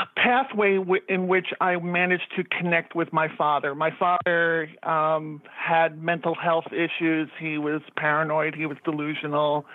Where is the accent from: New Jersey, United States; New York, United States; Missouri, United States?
New York, United States; New York City; we grew up in Jackson Heights, which was 10 minutes away from Shea Stadium